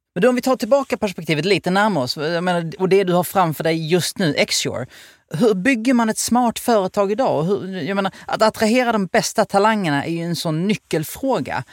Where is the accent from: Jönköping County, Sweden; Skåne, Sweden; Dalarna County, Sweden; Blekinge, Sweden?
Skåne, Sweden; outside Helsingborg; jag är uppväxt utanför Helsingborg